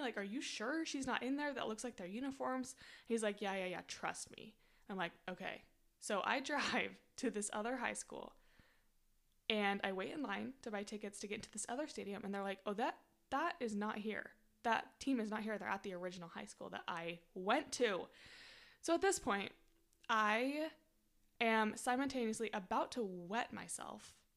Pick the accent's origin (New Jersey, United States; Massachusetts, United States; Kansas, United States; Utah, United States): Utah, United States; moved away; said goodbye to, like, my hometown forever